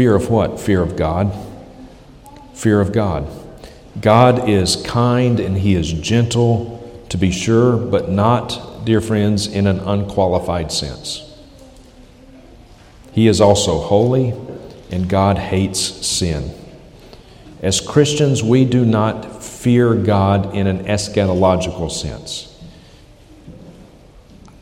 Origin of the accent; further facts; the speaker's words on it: United States; moved away; I'm from the States